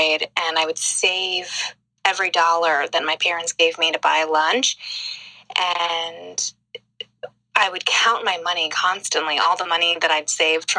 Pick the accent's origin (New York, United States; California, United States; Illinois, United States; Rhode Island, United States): New York, United States; Long Island; I grew up in the suburbs of New York. I grew up on Long Island